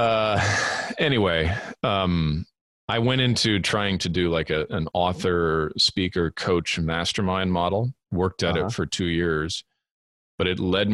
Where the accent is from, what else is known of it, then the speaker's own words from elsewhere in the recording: Southern California, United States; moved away as an adult; also born or lived in Edmonton, Alberta, Canada / England; I was born in Edmonton, Alberta, in Canada, grew up there for the first 8 years of my life. And then we emigrated to Southern California, where I lived the following 13